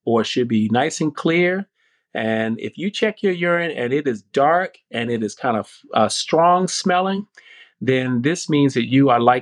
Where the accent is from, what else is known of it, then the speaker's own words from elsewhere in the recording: North Carolina, United States; I grew up in North Carolina. I call it North Cackalacky.